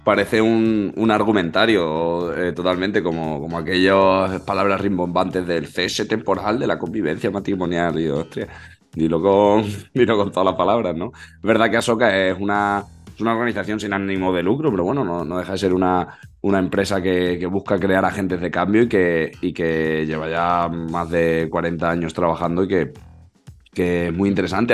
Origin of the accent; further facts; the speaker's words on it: Andalusia, Spain; Andalucía, mi tierra